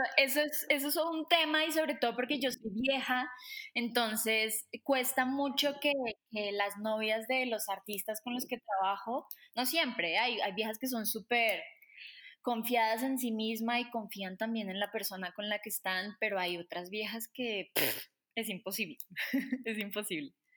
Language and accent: Spanish; Colombia; también soy colombiana